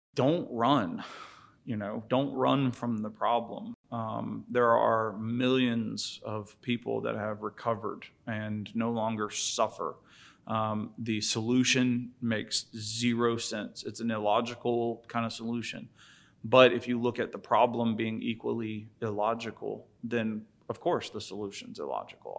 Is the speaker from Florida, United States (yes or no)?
yes; St. Augustine Beach, Florida, United States; moved away as an adult; also born or lived in Jacksonville, Florida; I'm from St. Augustine Beach. Um, grew up back and forth between St. Augustine and Jacksonville